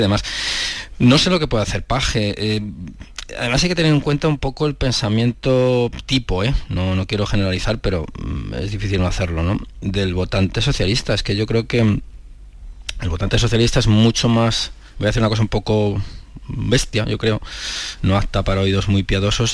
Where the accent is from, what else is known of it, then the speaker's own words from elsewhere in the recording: Cuenca, Castilla-La Mancha, Spain; yo que soy de Cuenca